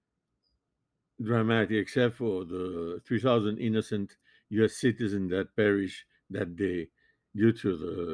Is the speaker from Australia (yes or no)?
no; Montevideo, Uruguay; now in Miami, United States; I was born in Montevideo, Uruguay